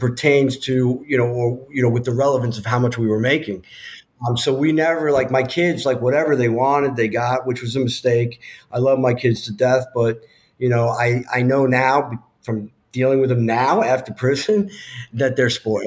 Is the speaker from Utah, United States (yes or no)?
no; New York, United States; I'm from New York